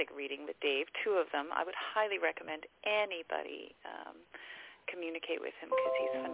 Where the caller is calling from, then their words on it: Abbotsford, British Columbia, Canada; I'm calling from Abbotsford, British Columbia.